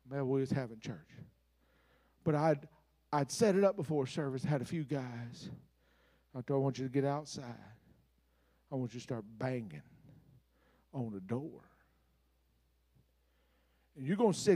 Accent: Mississippi, United States; I was raised up on Huckabucking church. Now, Huckabuck is a Mississippi design word

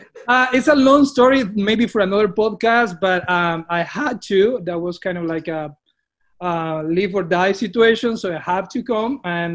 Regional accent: Colombia; English is a second language; moved away as an adult; now in United States; I'm from Colombia.

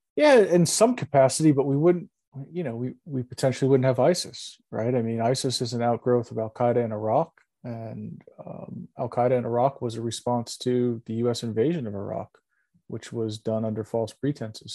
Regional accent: New York, United States; I'm a New Yorker

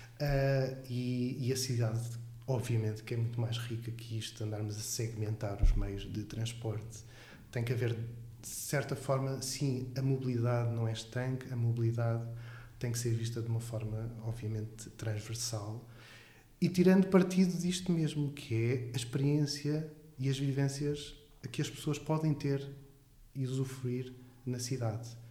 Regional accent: Alcobaça, Leiria District, Portugal; moved away as an adult; also born or lived in Covilhã; now in Aveiro, Portugal; eu nasci em Alcobaça

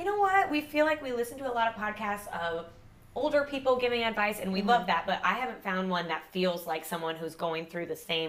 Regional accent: Mississippi, United States; moved away as an adult; now in Savannah, United States; I'm from Mississippi, and I've been in Savannah also about 3 years, a little over 3 years.

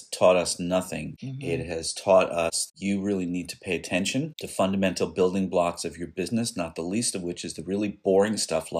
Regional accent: New York City, New York, United States; Billy and I grew up in New York City.

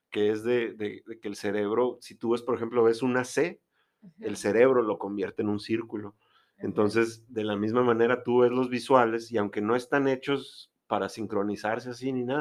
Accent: Guaymas, Sonora, Mexico; yo soy de Guaymas.

